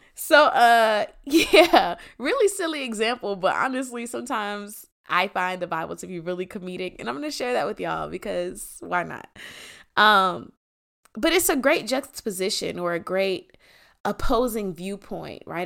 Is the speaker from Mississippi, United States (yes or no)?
no; Atlanta, Georgia, United States; Before I'm from Atlanta, I am a child of God